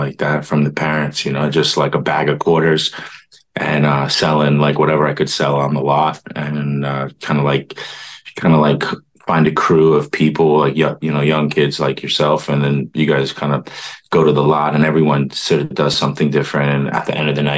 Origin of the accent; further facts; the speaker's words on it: White Plains, New York, United States; also born or lived in Pennsylvania / Berkeley, California; I pretty much grew up in White Plains, New York.